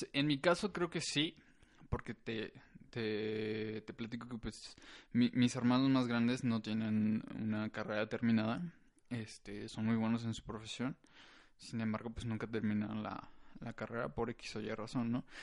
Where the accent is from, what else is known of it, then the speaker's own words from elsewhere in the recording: San Luis Potosí, Mexico; Yo nací aquí en San Luis Potosí.